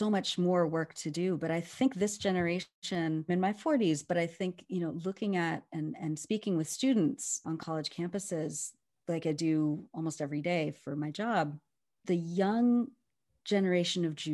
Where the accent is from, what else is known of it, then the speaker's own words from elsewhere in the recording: Berkeley, California, United States; growing up in Berkeley in the 70s and 80s.